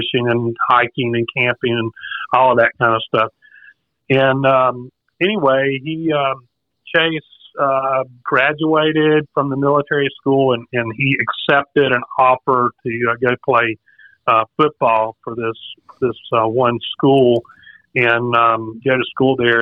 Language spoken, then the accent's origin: English; South Carolina, United States; now in Raleigh, United States; I'm from South Carolina originally